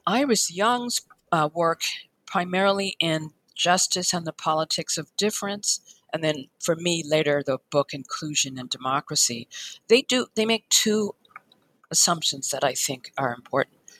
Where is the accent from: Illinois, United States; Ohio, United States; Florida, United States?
Illinois, United States; Chicago; I was born in Chicago. Um, I went to public schools all the way until college